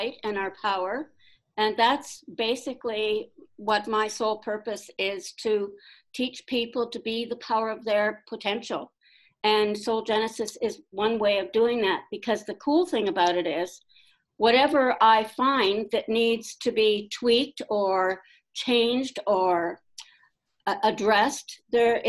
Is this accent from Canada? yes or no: yes; Ontario, Canada; also born or lived in Sedona, Arizona; now in Newfoundland, Canada; I'm originally from Ontario, Canada, and I live in Newfoundland, Canada